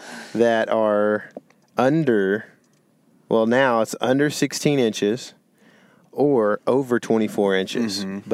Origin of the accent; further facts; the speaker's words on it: Lake Fork, East Texas, United States; you and I, we grew up on Lake Fork.